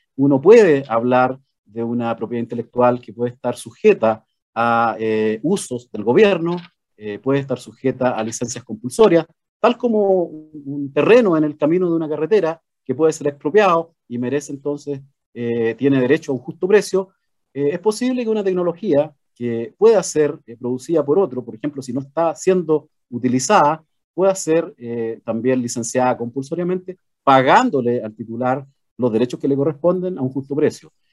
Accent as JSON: {"language": "Spanish", "country": "Chile", "said": "expresarnos como chilenos"}